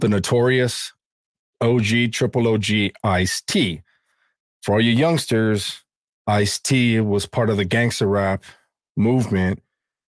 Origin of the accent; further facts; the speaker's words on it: California, United States; my home state of California